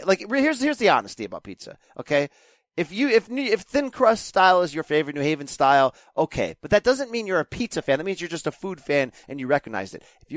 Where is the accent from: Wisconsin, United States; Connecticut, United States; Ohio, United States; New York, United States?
Connecticut, United States; Naugatuck; I grew up in Connecticut. I live in Connecticut. I grew up 18 miles from New Haven, the pizza capital of the world.